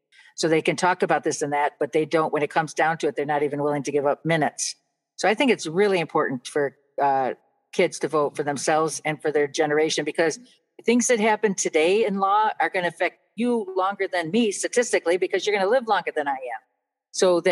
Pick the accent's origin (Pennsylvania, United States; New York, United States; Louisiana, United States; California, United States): New York, United States; Buffalo; I grew up in Buffalo